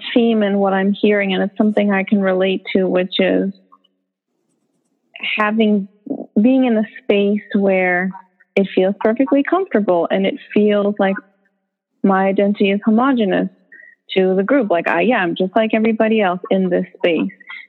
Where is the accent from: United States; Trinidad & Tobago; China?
United States; born there; And I'm American born. So there, I felt this, what I'm going to call it is power. Like, well, I'm American born.